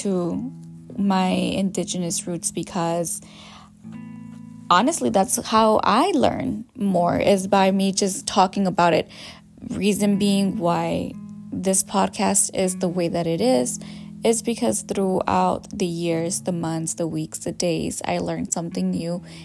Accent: California, United States; also born or lived in Jalisco, Mexico; my hometown, where I was born, where I was majority of my life raised, and part of my life, I should say, because majority of my life I was raised in California

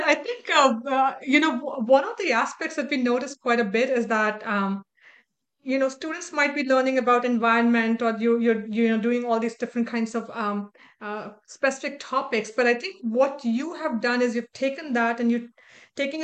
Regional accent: India; moved away; my very early days growing up in India

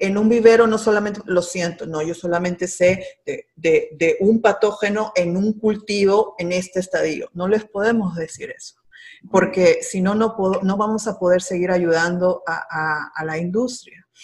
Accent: Peru; first language Spanish; moved away as an adult; now in Miami, United States; yo nací y crecí ah, y me gradué de bióloga en el hermoso país de Perú

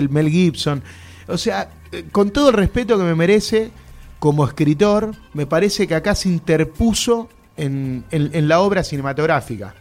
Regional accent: Sarandí, Buenos Aires Province, Argentina; en, el viaducto, en Sarandí, que es de donde soy yo

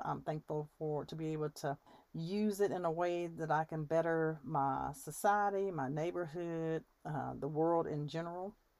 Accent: United States; I have in my country as an American

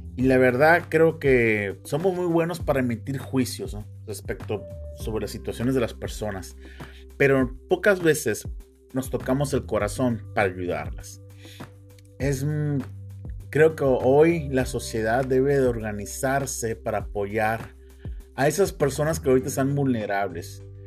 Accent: Mexico; todos somos mexicanos

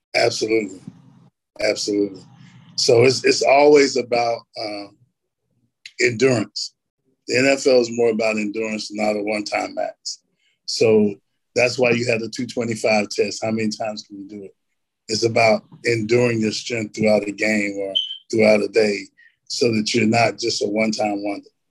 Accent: Elizabethtown, North Carolina, United States; I grew up in a little town called Elizabethtown. Uh, we are kind of like a blueberry capital

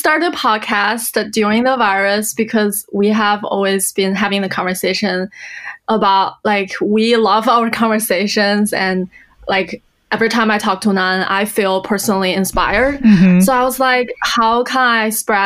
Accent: Beijing, China; moved away as an adult; also born or lived in New York; I am born and raised in Beijing. So about last July, I come back from New York to Beijing, to my hometown

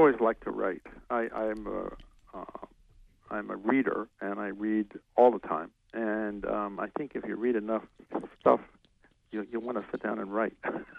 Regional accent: outside of New York City, United States; moved away as an adult; now in Maine, United States; I was brought up outside of New York City

